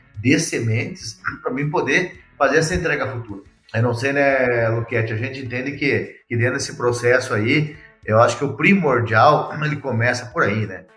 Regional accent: Rio Grande do Sul, Brazil; moved away as an adult; also born or lived in Bahia; now in Guarapuava, Brazil; nasci no Rio Grande do Sul, né? Sou gaúcho

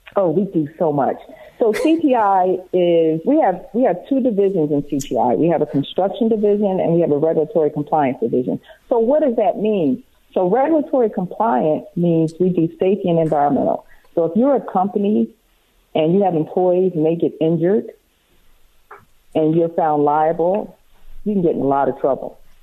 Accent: outside of Philadelphia, Pennsylvania, United States; I grew up on the East Coast in Philadelphia, well, outside of Philadelphia

